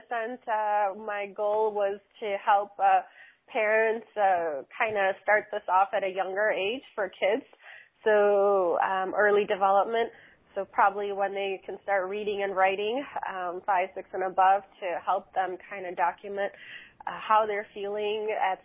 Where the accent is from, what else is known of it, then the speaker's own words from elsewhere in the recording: Chicago, Illinois, United States; I'm from Chicago, Illinois